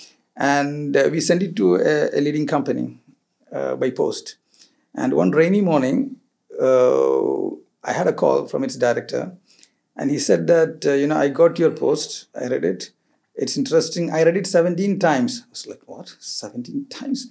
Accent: Kerala, India; moved away as an adult; also born or lived in Goa, India; now in Dubai, United Arab Emirates; I finally came back to my hometown, which is Kerala, home state, which is Kerala

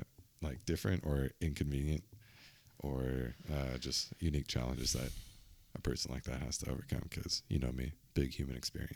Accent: San Diego, California, United States; I'm from San Diego. We got hockey here, bro.

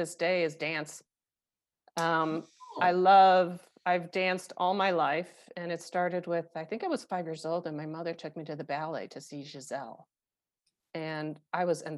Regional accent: Chicago, Illinois, United States; also born or lived in Paris, France; now in Denver, United States; I grew up in Chicago. I was born and raised in Chicago

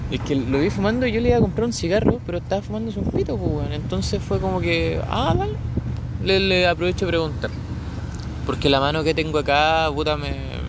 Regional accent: Florida, Biobío, Chile; now in Coronel, Chile; Que yo vivo en Coronel, o sea, yo nací en Coronel. Em, no, no se puede decir que crecí en Coronel. Yo no crecí en Coronel, yo crecí en Florida, pero.

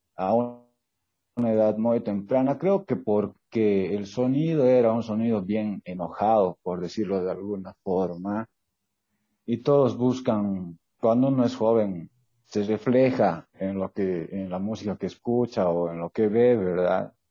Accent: Sucre, Chuquisaca, Bolivia; soy de Sucre

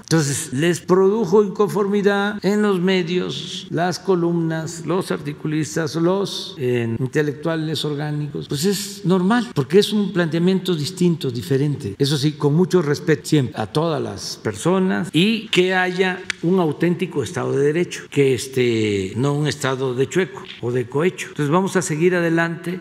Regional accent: Tepetitán, Tabasco, Mexico; now in Mexico City, Mexico; mi pueblo, en Tepetitán

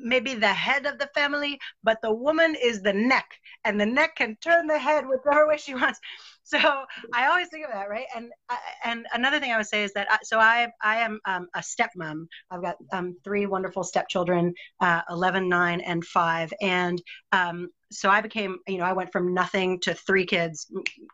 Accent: New York City, New York, United States; now in New Zealand; I grew up in New York City, and we lived in an apartment building

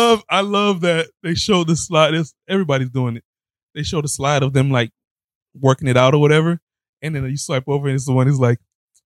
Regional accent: the South, United States; I'm from the South.

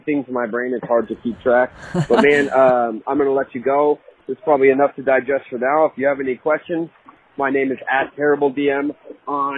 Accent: San Francisco, California, United States; also born or lived in Sacramento; I grew up in San Francisco, so I didn't get to ride my bike very much

